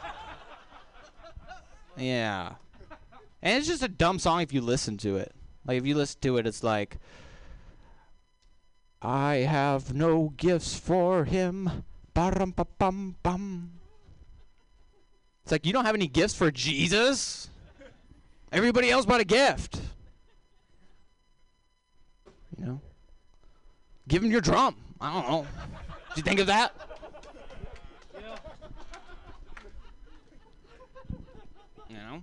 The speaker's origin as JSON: {"language": "English", "region": "Texas", "country": "United States", "accent": "southern", "said": "I am from Texas"}